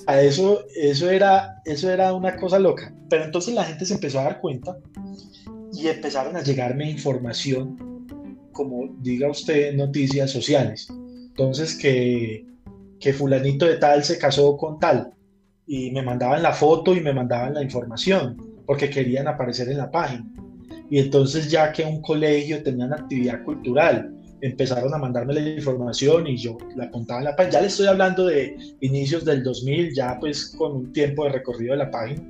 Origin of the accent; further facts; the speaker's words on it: Manzanares, Caldas, Colombia; moved away as an adult; also born or lived in Manizales; cuando estaba finalizando mi bachillerato muy temprano en Manzanares